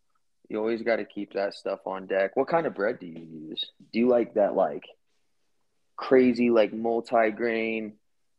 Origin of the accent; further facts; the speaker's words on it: United States; my hometown got its name, Waukini, and that's a capital K, by the way.